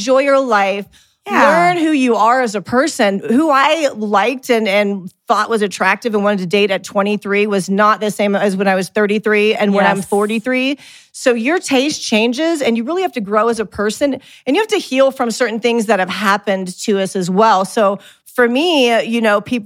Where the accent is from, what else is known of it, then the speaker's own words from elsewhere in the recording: Midwest, United States; growing up in the Midwest